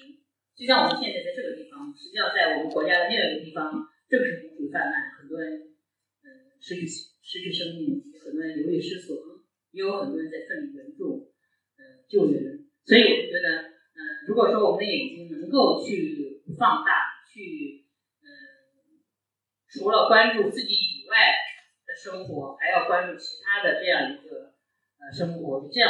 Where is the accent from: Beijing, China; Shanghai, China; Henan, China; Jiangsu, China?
Henan, China; now in Qingdao, China; 我想，因为虽然我人远在青岛，但其实作为河南人，作为一个关心。中国生活的人